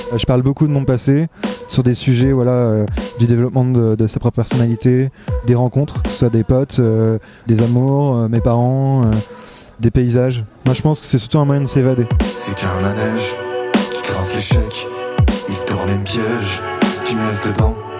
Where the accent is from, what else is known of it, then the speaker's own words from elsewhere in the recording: La Roche-sur-Yon, Pays de la Loire, France; j'ai grandi à La Roche-sur-Yon